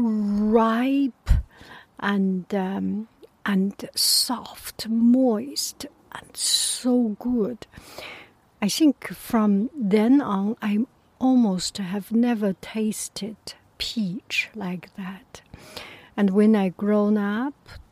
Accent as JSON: {"language": "English", "region": "Beijing", "country": "China", "moved": "yes", "said": "I was from Beijing, and in my area there was no banana produced."}